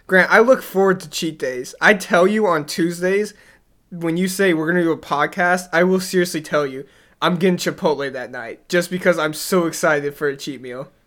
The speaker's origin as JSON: {"language": "English", "region": "the South", "country": "United States", "moved": "yes", "said": "I'm from the South"}